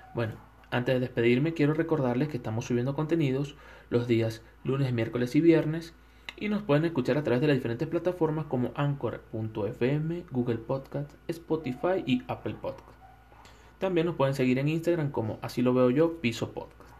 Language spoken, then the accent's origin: Spanish; Venezuela; moved away as an adult; now in Ecuador; soy un venezolano de Ecuador